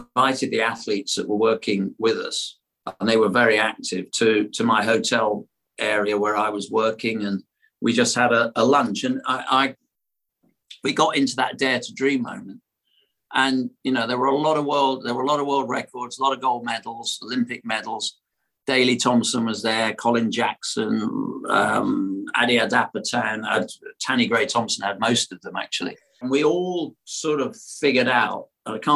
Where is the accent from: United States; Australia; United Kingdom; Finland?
United Kingdom; London; I'm a Londoner, spent a lot of time in London